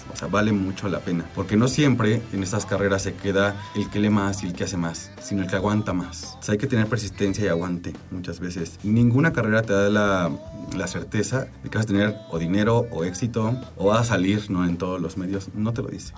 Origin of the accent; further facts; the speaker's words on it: Mexico City, Mexico; Soy mexicano, nací aquí en la Ciudad de México el 29 de septiembre de 1984